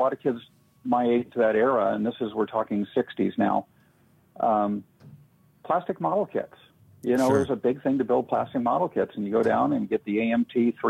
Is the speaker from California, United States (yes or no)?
yes; Los Angeles, California, United States; also born or lived in Indianapolis, Indiana; I grew up in Southern California, in a part north of LA called Studio City, which amazingly has movie studios in it. So kind of in a very upper middle class area.